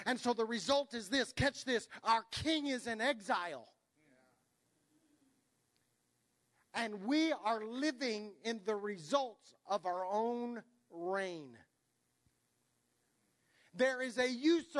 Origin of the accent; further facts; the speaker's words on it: United States; we're American